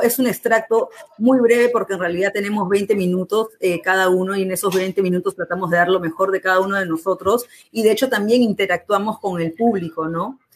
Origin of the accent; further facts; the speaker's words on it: Lima, Peru; Nosotros somos peruanos, yo particularmente de Lima